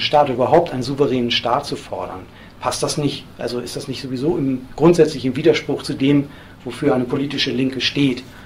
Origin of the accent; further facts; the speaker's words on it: Hamburg, Germany; in Hamburg, wo ich herkomme